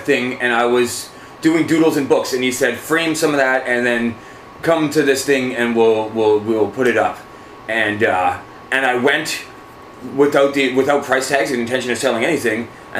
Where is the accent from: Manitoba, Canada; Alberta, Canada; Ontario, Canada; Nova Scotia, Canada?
Manitoba, Canada; Winnipeg; We're from Winnipeg.